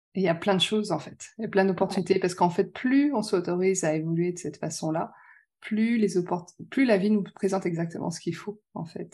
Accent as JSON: {"language": "French", "town": "Lyon", "region": "Auvergne-Rhône-Alpes", "country": "France", "said": "suis de Lyon"}